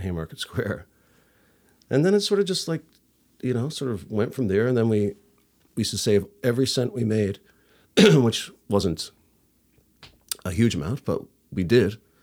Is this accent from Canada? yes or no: yes; St. John's, Newfoundland and Labrador, Canada; I'm from, uh, Saint John's. I was born, uh, at the Grace Hospital